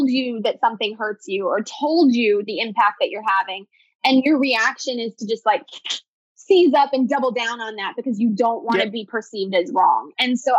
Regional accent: New Jersey, United States; I'm from New Jersey

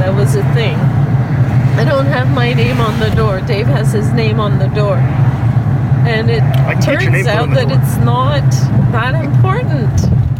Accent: Cap-Rouge, Quebec, Canada; also born or lived in Ontario, Canada; now in Northern Ontario, Canada; But I grew up In Cap Rouge, Quebec.

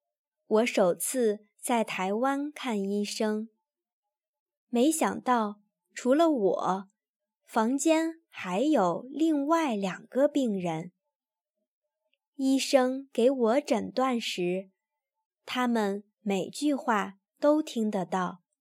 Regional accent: Göttingen, Lower Saxony, Germany; Chinese is a second language; also born or lived in Taiwan; 其实，我们德国人也是抱怨的世界冠军。听到了那些话，我才意识到我回国了。到了老家哥廷根的车站，我发现路人很少

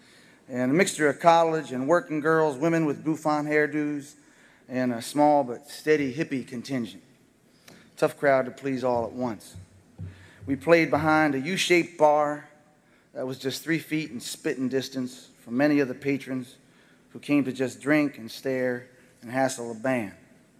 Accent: New Jersey Turnpike, United States; moved away; I was from the New Jersey Turnpike.

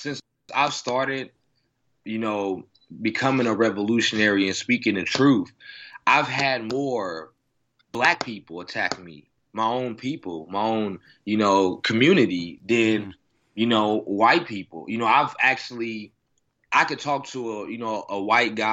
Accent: Oklahoma City, Oklahoma, United States; moved away as an adult; now in Los Angeles, United States; I'm from Oklahoma, so, you know, it's a conservative state here.

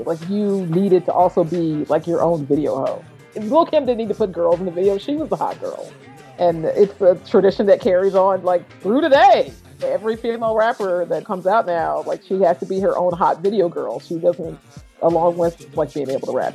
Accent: Florissant, Missouri, United States; I grew up in St. Louis, Missouri. More specifically, I grew up in St. Louis County

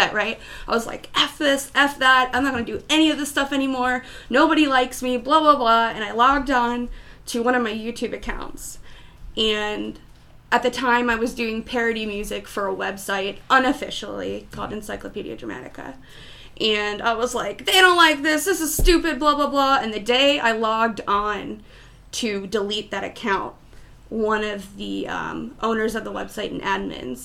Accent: Baltimore, Maryland, United States; moved away as an adult; also born or lived in Radford, Virginia; now in Columbus, United States; I grew up in Maryland

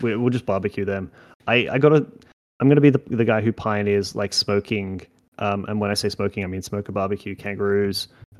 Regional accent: England, United Kingdom; now in Australia; I'm English

